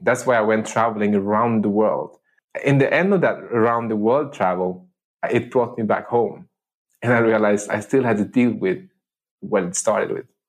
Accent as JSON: {"language": "English", "country": "Sweden", "tie": "born or raised there", "also_born_or_lived": "Medellin, Colombia", "moved": "as an adult", "said": "I'm adopted from the city of Medellin, Colombia, and uh, to a village on the countryside of uh, Sweden, where I grew up and I spent the first 19 years of my life"}